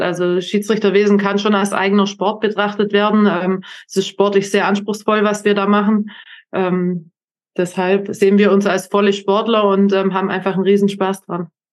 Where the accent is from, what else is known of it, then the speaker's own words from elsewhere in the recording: Germany; als Deutscher